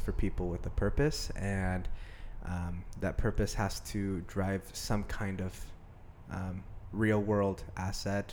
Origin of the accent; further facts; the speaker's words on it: Medford, Oregon, United States; I grew up in Medford, Oregon, been here my whole life.